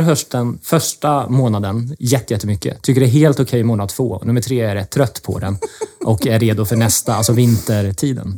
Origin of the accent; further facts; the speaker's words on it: Linköping, Östergötland, Sweden; accent: östgötska; jag kommer från Linköping, kommer säkert höras här under samtalet idag.